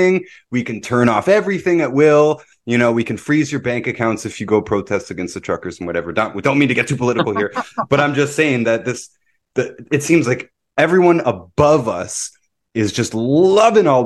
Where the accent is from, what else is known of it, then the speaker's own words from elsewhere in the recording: Toronto, Ontario, Canada; moved away as an adult; now in Kirkland Lake, Canada; a lot of people that I grew up with in Toronto